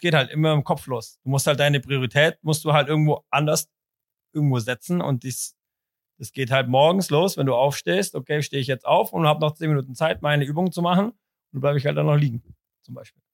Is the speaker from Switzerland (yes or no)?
yes; Zurich, Switzerland; bei uns in Zürich